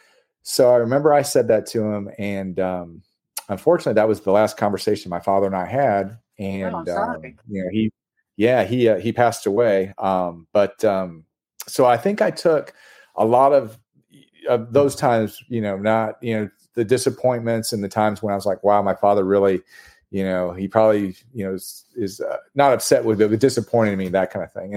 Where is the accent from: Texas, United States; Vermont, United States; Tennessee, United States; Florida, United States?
Tennessee, United States; Knoxville; I grew up in Knoxville.